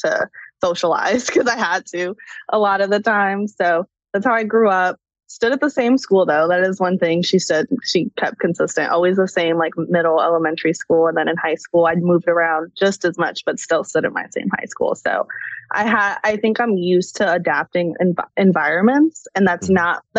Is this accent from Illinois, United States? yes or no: yes; Chicago, Illinois, United States; moved away as an adult; also born or lived in Atlanta; I grew up in Chicago